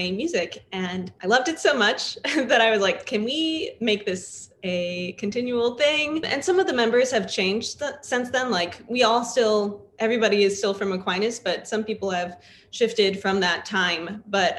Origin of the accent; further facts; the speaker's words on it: Canton, Michigan, United States; now in Grand Rapids, United States; from Grand Rapids, Michigan, but I'm originally from the east side. I'm from Canton, Michigan.